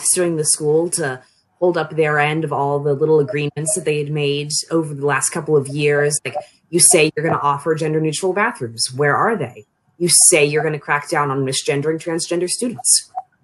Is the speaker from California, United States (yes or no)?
no; Annapolis, Maryland, United States; moved away as an adult; now in Frostburg, United States; I'm from the Annapolis region of Maryland